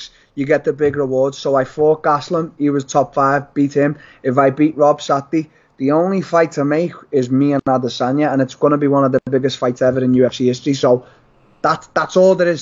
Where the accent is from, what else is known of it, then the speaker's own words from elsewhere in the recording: Liverpool, North West England, United Kingdom; I fought at the Echo Arena in my hometown